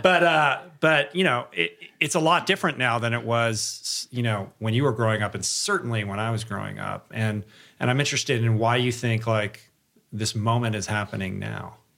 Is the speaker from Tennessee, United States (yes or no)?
no; Michigan, United States; I'm, I'm from Michigan.